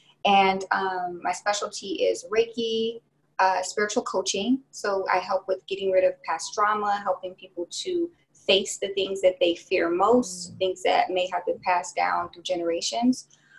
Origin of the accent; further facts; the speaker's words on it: Michigan, United States; moved away; also born or lived in Houston, Texas; Right now I am in Houston, Texas. I'm kind of stuck here right now with all the stuff going on with quarantine, but I'm from Michigan.